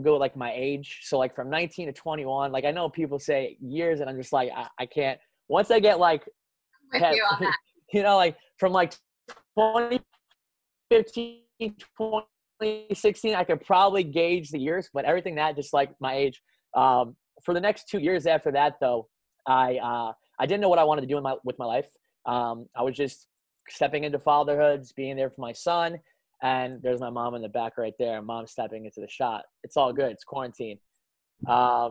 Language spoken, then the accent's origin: English; New Jersey, United States; I grew up in Jersey